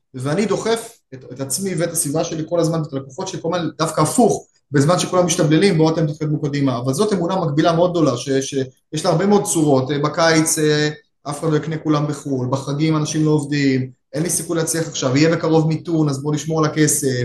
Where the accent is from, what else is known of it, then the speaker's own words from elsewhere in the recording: Israel; כישראלי וכיהודי